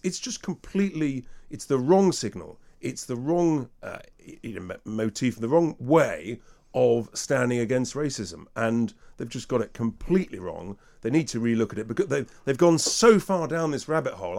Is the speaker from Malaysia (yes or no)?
no; England, United Kingdom; I'm English